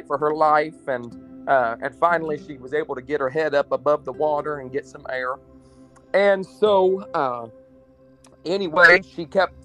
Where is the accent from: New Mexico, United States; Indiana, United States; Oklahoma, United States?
Indiana, United States; New Castle; also born or lived in Mannheim, Germany; I am from Newcastle, Indiana.